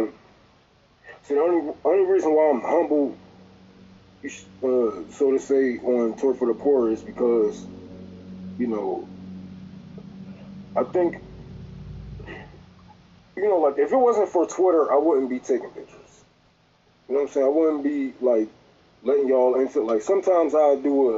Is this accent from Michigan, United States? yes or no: yes; Detroit, Michigan, United States; I'm from Detroit